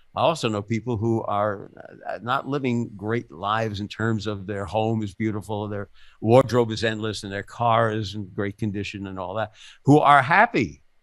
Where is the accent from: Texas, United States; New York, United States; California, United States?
New York, United States; New York City; I grew up in the Bronx